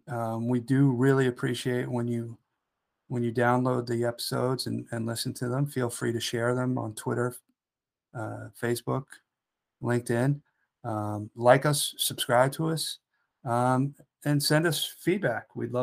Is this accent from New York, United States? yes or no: yes; Long Island, New York, United States; If you had seen the town that I grew up in on Long Island.